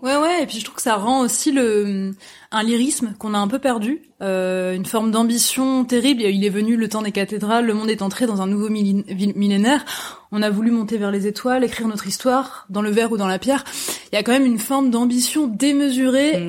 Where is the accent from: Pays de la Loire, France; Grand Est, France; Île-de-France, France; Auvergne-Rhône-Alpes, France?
Pays de la Loire, France; small town near Nantes; moved away as an adult; now in Paris, France; je viens je viens de l'ouest de la France, une petite ville qui s'appelle Rosé qui est pas loin de Nantes et je avant d'arriver à Paris à 18 ans